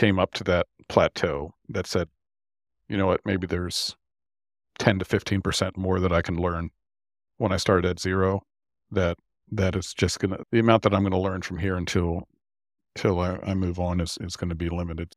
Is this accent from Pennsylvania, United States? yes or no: yes; York, Pennsylvania, United States; moved away as an adult; B A Systems i-, is in my hometown of York, Pennsylvania.